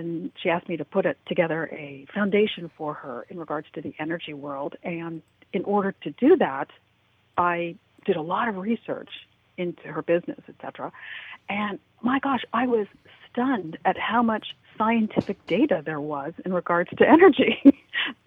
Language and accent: English; Los Angeles, California, United States; I grew up in the Hollywood, California area during the 60s and 70s